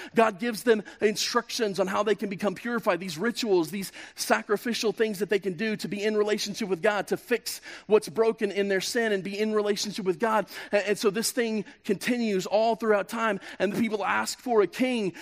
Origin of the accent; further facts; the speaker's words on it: Kansas, United States; moved away as an adult; I'm from Kansas